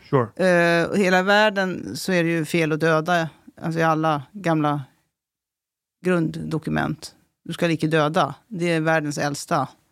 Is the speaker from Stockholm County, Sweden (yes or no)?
yes; Stockholm, Stockholm County, Sweden; also born or lived in Värmland; Men jag är också uppväxt i Tensta så jag känner platsen